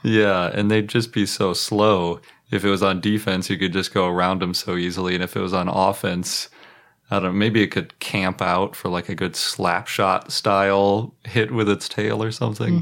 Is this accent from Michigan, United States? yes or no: no; Milwaukee, Wisconsin, United States; I was born in Milwaukee